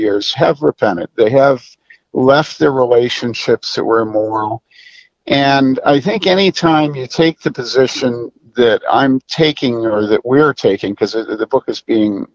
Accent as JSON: {"language": "English", "town": "Wheaton", "region": "Illinois", "country": "United States", "tie": "born or raised there", "said": "I grew up in Wheaton in the 60s and 70s"}